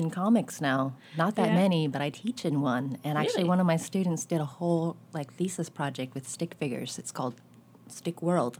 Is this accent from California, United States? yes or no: yes; San Diego, California, United States; also born or lived in New York; now in Berkeley, United States; I grew up in Southern California, in San Diego, where everything's far apart, mm-hmm. and the weather's great. It's always, like, 70-something degrees, and you're close to the beach, but you have to drive everywhere.